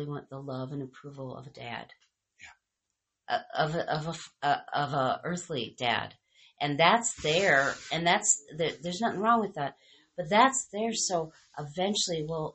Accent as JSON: {"language": "English", "country": "United States", "said": "we're American"}